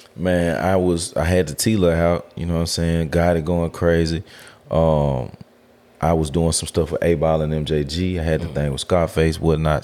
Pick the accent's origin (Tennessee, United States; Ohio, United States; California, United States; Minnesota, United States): Tennessee, United States; Memphis; also born or lived in Cordova, Tennessee; I grew up in White Haven.